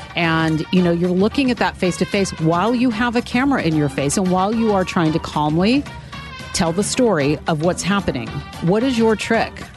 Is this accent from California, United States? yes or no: yes; Sacramento, California, United States; moved away; in news radio in my hometown of Sacramento